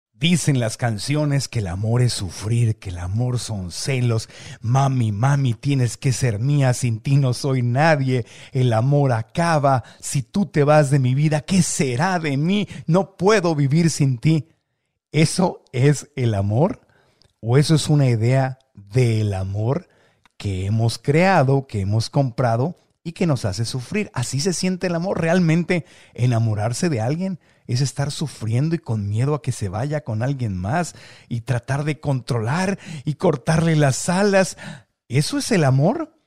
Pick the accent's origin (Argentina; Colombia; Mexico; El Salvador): Mexico; como buen mexicano